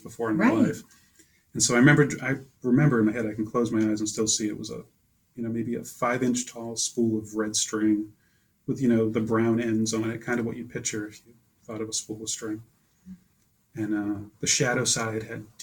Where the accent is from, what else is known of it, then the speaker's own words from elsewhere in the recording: Taunton, Massachusetts, United States; accent: Boston; moved away as an adult; also born or lived in Brazil; now in Standish, United States; I was born in Taunton, Massachusetts